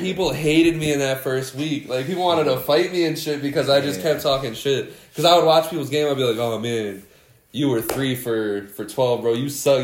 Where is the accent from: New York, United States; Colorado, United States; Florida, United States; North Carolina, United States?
New York, United States; Schenectady; I grew up in Schenectady